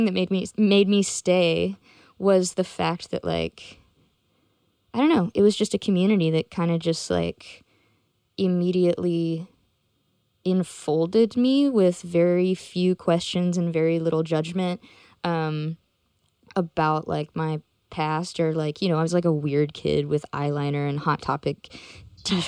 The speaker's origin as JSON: {"language": "English", "town": "Memphis", "region": "Tennessee", "country": "United States", "tie": "born or raised there", "said": "I grew up in Memphis"}